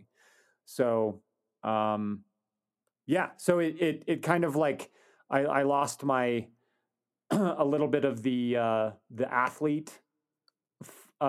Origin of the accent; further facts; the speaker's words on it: Wyoming, United States; I was from Wyoming, so I could get, resident tuition